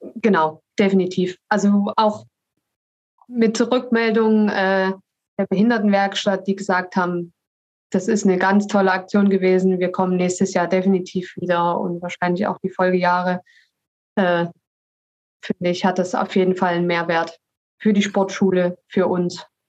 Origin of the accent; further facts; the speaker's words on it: Dresden, Saxony, Germany; accent: Saxon; also born or lived in Leipzig; ich komme ursprünglich aus Dresden